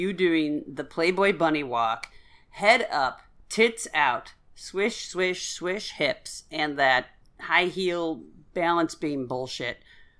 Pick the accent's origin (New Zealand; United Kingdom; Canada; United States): Canada; Guelph, Ontario; No, I'm from Guelph.